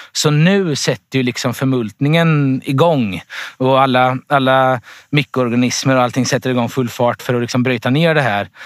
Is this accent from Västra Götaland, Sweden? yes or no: no; Vikbolandet, Östergötland, Sweden; Här, det här är jag uppvuxen, så det här är min föräldragård från början